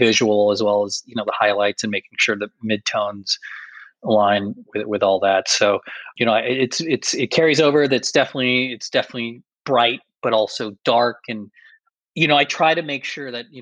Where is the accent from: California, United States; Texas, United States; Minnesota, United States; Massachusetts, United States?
Massachusetts, United States; Boston; I grew up in Boston, Massachusetts